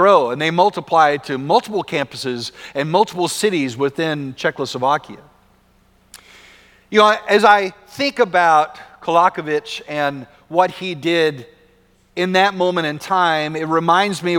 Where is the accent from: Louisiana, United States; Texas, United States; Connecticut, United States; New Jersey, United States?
Texas, United States; West; growing up in West Texas